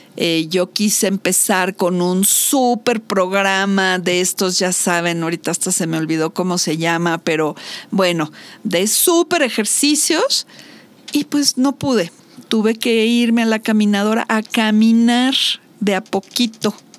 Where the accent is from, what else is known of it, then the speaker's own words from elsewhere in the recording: Mexico; soy mexicana